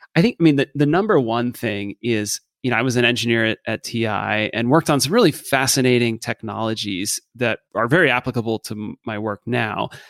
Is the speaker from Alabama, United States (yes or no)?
no; Dallas, Texas, United States; moved away as an adult; I grew up in Dallas